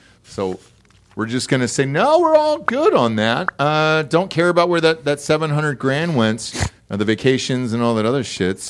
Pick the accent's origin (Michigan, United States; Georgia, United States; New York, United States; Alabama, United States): Georgia, United States; moved away; This is my home state.